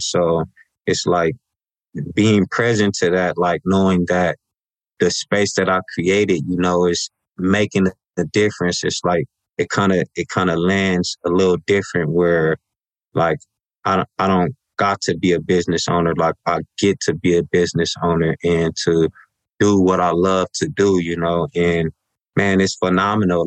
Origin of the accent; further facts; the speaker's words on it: Los Angeles, California, United States; I was raised in South Los Angeles